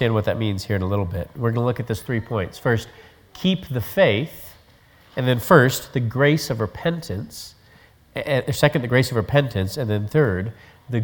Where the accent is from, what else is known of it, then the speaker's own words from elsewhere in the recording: Colorado, United States; Growing up in Colorado